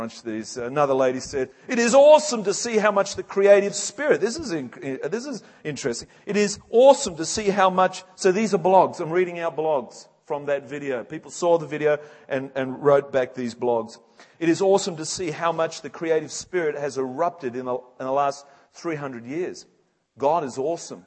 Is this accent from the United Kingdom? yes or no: yes; England, United Kingdom; moved away; I'm an Englishman